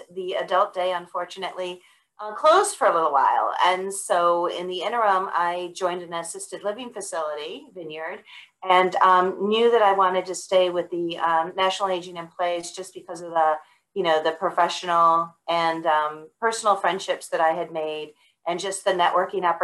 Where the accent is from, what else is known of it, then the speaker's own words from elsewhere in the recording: Buffalo, New York, United States; now in Georgia, United States; I grew up in Buffalo, but my parents were not from Buffalo